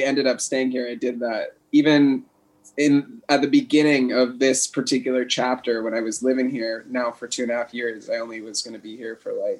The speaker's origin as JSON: {"language": "English", "area": "San Francisco Bay Area", "region": "California", "country": "United States", "tie": "born or raised there", "moved": "as an adult", "lives_now": "Ubud, Indonesia", "said": "I grew up in California, yep. In San Francisco Bay Area."}